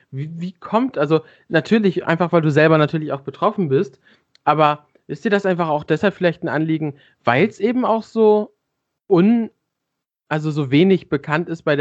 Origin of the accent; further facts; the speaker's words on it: Nuremberg, Bavaria, Germany; Ich komme aus Nürnberg, genau.